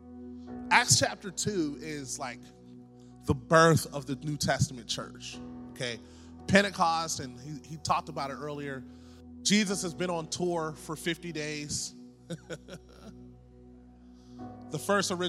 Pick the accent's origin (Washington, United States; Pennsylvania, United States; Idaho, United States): Pennsylvania, United States; Pittsburgh; I'm from Pittsburgh